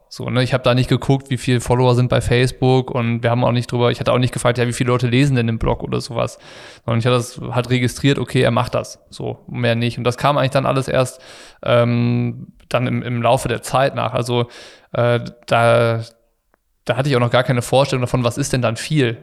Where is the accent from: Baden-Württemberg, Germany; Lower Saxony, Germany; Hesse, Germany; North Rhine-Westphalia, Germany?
North Rhine-Westphalia, Germany; Ratingen; ich war aus Ratingen